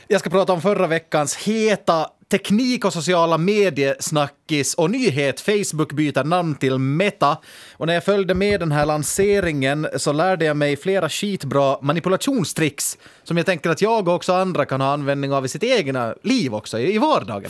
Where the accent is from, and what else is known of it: Finland